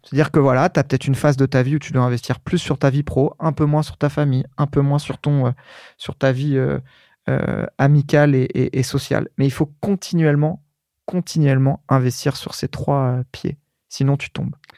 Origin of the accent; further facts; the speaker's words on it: Bondoufle, Île-de-France, France; also born or lived in Courcouronne; Dans l'Essonne, euh, à Évry-Courcouronne. Je suis né à, je suis né à Courcouronne. J'ai grandi dans une petite ville à côté